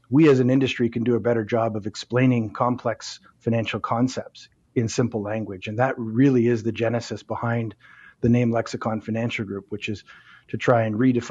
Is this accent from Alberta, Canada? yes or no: no; Winnipeg, Manitoba, Canada; moved away as an adult; now in Toronto, Canada; I grew up in Winnipeg, moved to Southern Ontario, to Toronto when, in the mid-90s